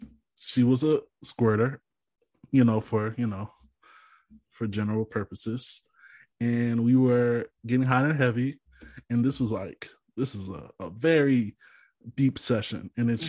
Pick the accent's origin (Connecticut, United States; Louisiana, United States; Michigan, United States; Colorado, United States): Louisiana, United States; other people from Louisiana. That's my Louisiana nickname.